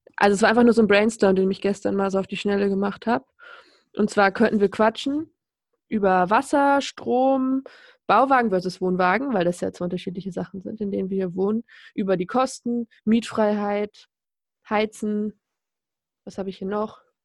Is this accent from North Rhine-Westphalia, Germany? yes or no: no; Lower Saxony, Germany; born or raised there